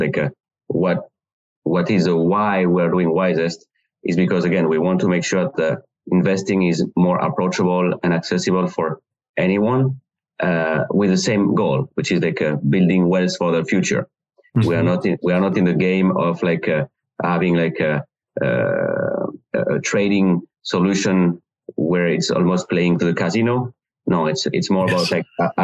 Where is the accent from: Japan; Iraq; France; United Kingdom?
France; accent: strange accent; English is a second language; moved away as an adult; now in United States; I'm from France